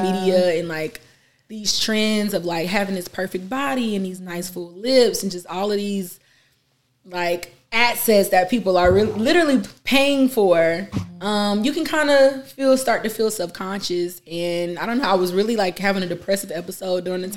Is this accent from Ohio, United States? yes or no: no; Atlanta, Georgia, United States; I am an artist from Atlanta, Georgia, born and raised here